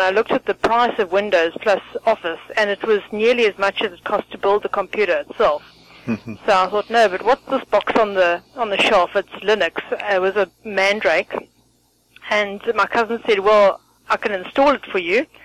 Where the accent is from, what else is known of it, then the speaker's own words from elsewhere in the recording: South Africa; also born or lived in Benoni; I'm from South Africa